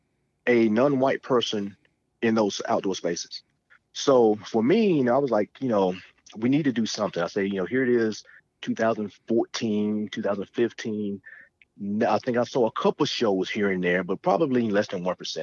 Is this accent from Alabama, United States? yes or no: yes; Talladega, Alabama, United States; moved away as an adult; when I was, you know, 7, 8, 9 years old, growing up in Alabama